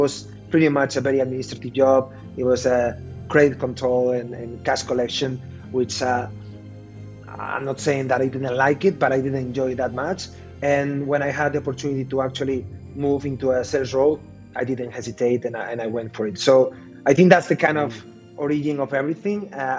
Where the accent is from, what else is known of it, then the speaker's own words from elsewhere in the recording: A Coruña, Galicia, Spain; English is a second language; moved away as an adult; also born or lived in Dublin, Ireland; I'm from La Coruña, so that is the city.